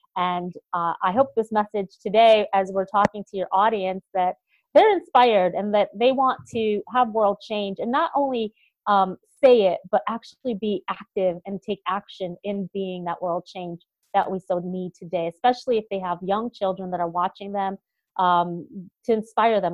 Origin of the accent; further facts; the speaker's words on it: upstate New York, United States; also born or lived in Boston; this small town girl is going to do that here in Albany, New York